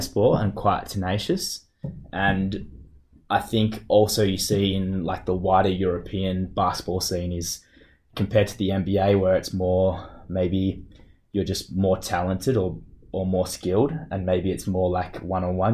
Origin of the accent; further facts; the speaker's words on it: Perth, Western Australia, Australia; moved away as an adult; now in Munich, Germany; I grew up in Perth with my family